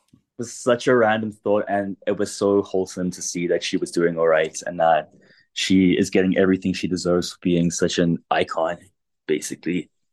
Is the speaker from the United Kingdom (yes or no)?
no; South Africa; I grew up in South Africa